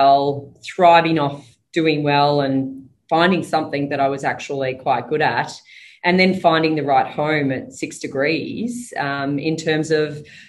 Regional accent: Toowoomba, Queensland, Australia; also born or lived in Brisbane; I grew up in Toowoomba

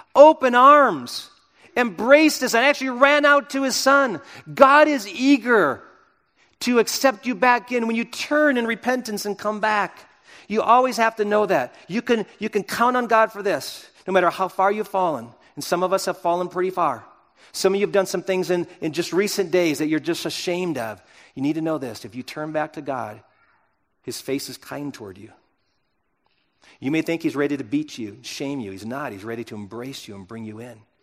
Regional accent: United States; I'm an American

